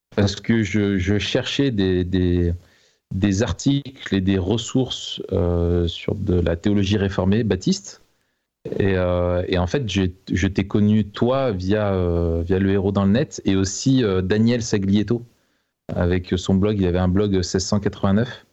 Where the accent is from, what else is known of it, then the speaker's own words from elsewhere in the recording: Grenoble, Auvergne-Rhône-Alpes, France; Je suis né à Grenoble et puis je, j'ai essayé de partir, mais j'ai pas réussi.